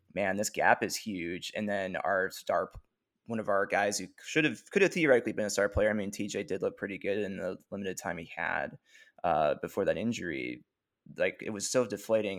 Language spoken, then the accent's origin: English; Wisconsin, United States; growing up in Wisconsin, I grew up a fan of the Wisconsin teams